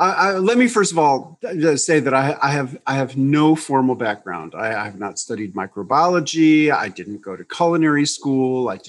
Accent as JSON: {"language": "English", "region": "New York", "country": "United States", "lives_now": "Tennessee, United States", "said": "in 1993, I moved from New York to rural Tennessee, and I got involved in keeping a garden. And I was such a naive city kid"}